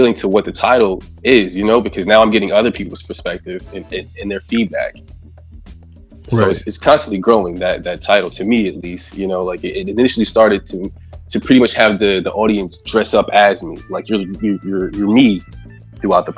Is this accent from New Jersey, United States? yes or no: yes; Sayreville, New Jersey, United States; also born or lived in Union County, New Jersey; now in Roselle, United States; I'm from Sayreville, but I've lived all throughout Union County. I'm in Roselle now, but I've lived all throughout Union County.